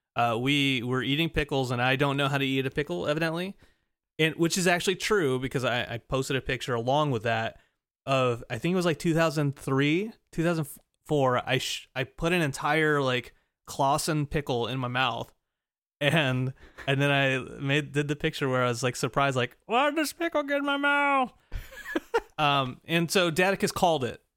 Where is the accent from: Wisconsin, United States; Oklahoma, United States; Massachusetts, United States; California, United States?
California, United States; Glendale; a suburb of Los uh, Glendale.